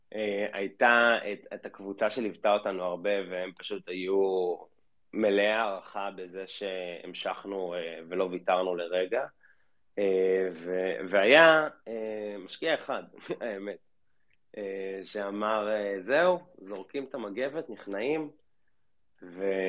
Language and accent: Hebrew; Israel